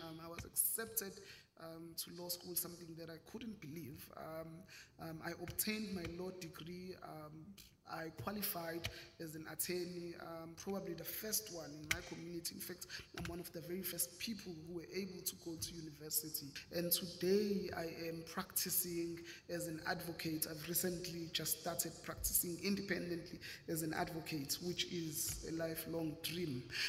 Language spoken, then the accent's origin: English; Umlazi, KwaZulu-Natal, South Africa; I grew up in Umlazi. There is a township that is a few minutes just outside of Durban in KwaZulu-Natal.